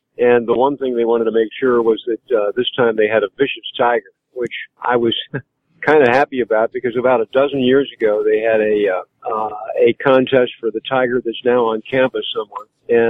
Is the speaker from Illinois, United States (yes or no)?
no; St. Louis, Missouri, United States; I am. I'm from St. Louis.